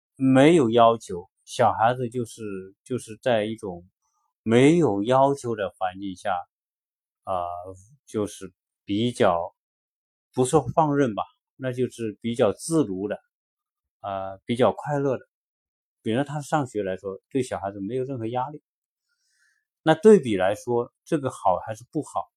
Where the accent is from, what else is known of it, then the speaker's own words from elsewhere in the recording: China; moved away as an adult; now in United States; 我们自身是在受国内教育长大的。现在小孩，我们小孩来美国之间也在国内受教育